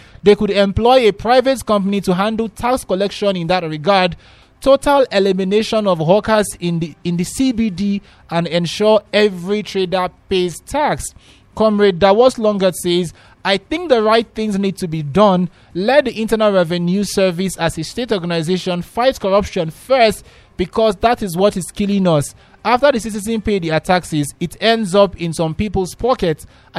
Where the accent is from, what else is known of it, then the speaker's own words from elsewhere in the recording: Nigeria; let me say this as a Nigerian.